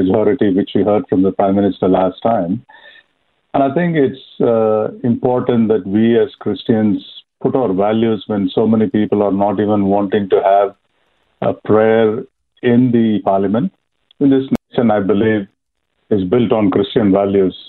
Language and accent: English; India; moved away as an adult; now in Australia; I'm from India, so born for Hindu parents. I came to Australia in 92